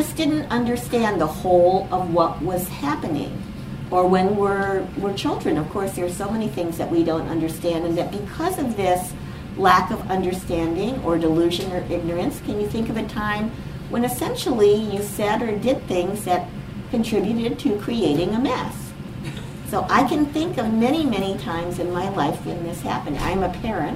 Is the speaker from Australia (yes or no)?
no; United States; I am from the United States